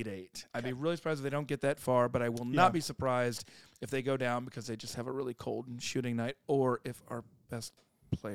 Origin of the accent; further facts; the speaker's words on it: South Dakota, United States; now in Birmingham, United States; growing up in South Dakota in the 1990s.